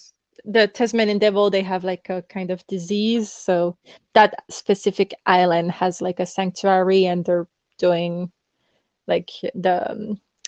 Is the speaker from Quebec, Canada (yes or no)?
yes; Quebec, Canada; moved away as an adult; now in France; I'm from Canada, especially the Quebec part of Canada. And I have like a Dominican background too